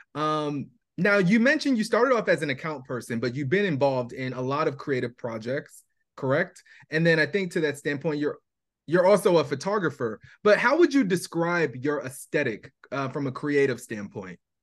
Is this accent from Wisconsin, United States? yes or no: no; Irvington, New Jersey, United States; moved away; also born or lived in Queens, New York; we lived there for seven years, but then we moved to Irvington, New Jersey